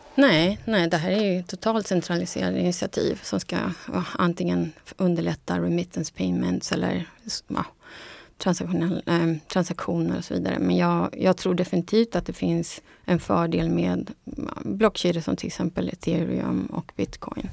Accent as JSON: {"language": "Swedish", "country": "Bolivia", "also_born_or_lived": "Munich, Germany", "moved": "yes", "said": "jag är från Bolivia"}